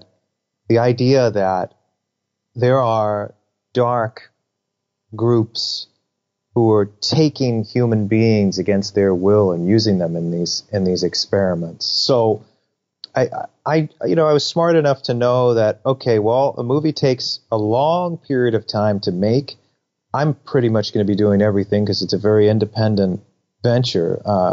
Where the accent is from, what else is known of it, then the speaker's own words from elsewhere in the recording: New York, United States; I grew up in New York